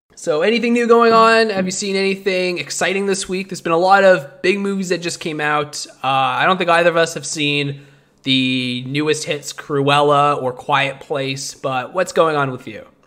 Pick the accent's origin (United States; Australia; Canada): Canada; we're Canadian